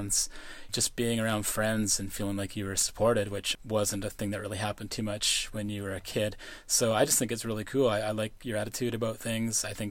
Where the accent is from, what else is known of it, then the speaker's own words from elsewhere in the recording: Canada; my hometown radio station, CGMP, out of Pell River